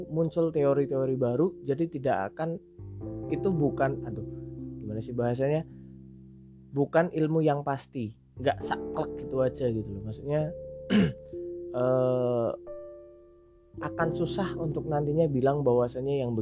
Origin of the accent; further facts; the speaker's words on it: Java, Indonesia; accent: medok; saya asli Jawa jadi mungkin bahasa Indonesia-nya agak medok tok kayak gini gitu ya